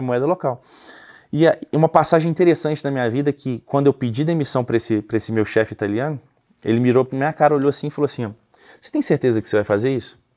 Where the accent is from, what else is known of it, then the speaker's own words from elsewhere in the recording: Belo Horizonte, Minas Gerais, Brazil; moved away as an adult; also born or lived in United States; now in Nova Lima, Brazil; eu sou de Belo Horizonte, né? Hoje eu moro em Nova Lima, uma cidade que fica bem próximo de BH, a gente está alguns minutos de BH. E eu nasci e cresci aqui